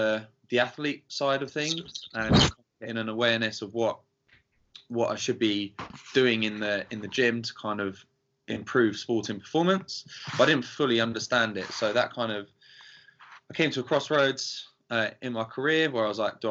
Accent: Carshalton, London, United Kingdom; I am from Southeast London, from a little town called Carshalton

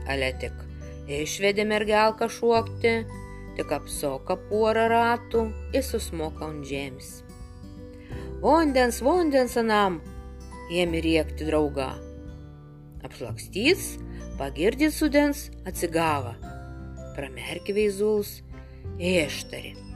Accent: Samogitia, Lithuania; accent: Samogitian; mano ta žemaičių tarmė, kurią, aš, kurią kalbėjo mano tėvai, seneliai nes jie nuo tilšių mažiekių krašto.

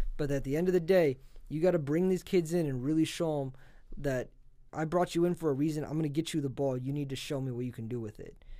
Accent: South Dakota, United States; now in Lincoln, United States; I'm not originally from Nebraska. I grew up on the South Dakota side

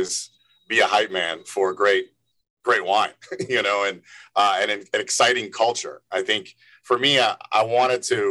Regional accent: Evanston, Illinois, United States; moved away as an adult; now in New York, United States; I'm from Chicago, Evanston, born and raised. Moved to New York

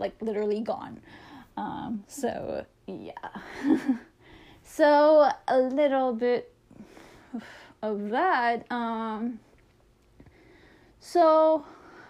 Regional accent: Toronto, Ontario, Canada; I'm a Canadian. I'm from Toronto.

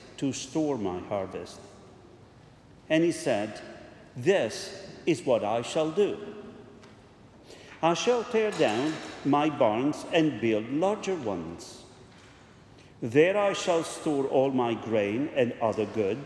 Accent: Italy; moved away; I come from Italy

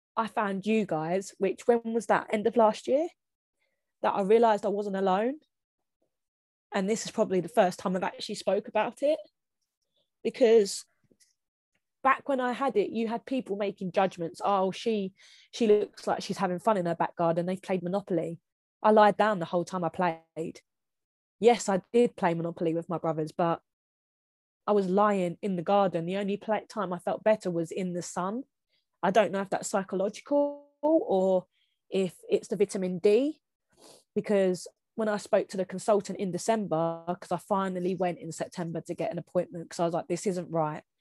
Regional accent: Kent, South East England, United Kingdom; I'm from Kent

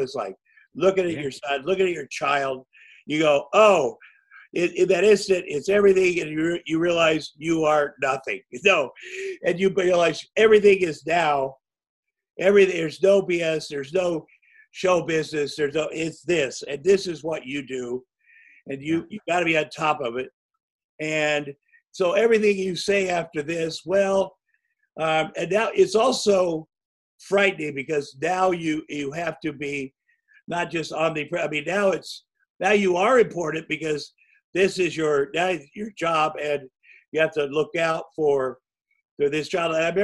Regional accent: Iowa, United States; moved away; I grew up in Iowa

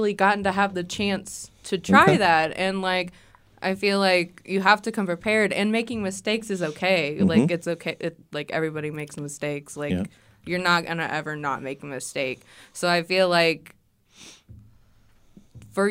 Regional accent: Arkansas, United States; moved away as an adult; I'm from Arkansas

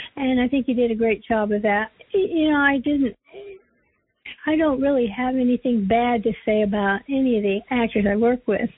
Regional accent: Los Angeles, California, United States; I was born and raised in Hollywood

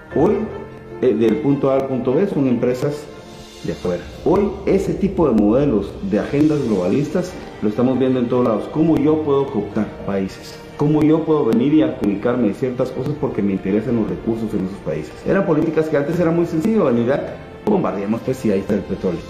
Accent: Guatemala; yo sí lo viví en mi país. Yo era del segundo año de, diputado, era miembro de la Comisión de Gobernación del Congreso de la República.

